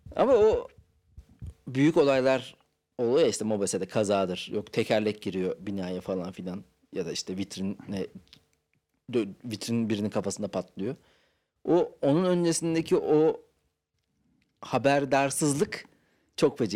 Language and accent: Turkish; Ankara, Turkey; Ben Ankaralıyım abi. Ankara'da büyüdüm.